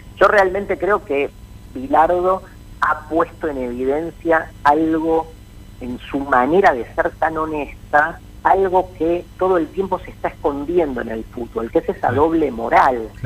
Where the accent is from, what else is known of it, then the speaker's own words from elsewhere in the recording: Buenos Aires, Argentina; soy eh, pincha porteño